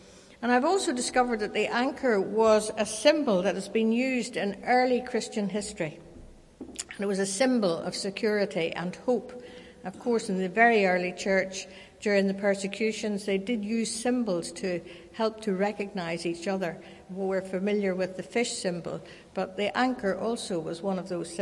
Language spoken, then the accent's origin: English; Kilkeel, Northern Ireland, United Kingdom; When I was growing up in Kilkeel in County Down, we could look out the back window of our house down to the harbour